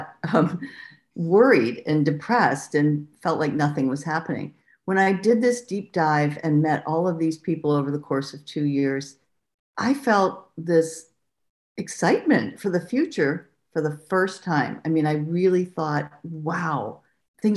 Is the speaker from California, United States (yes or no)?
yes; California, United States; I'm from California.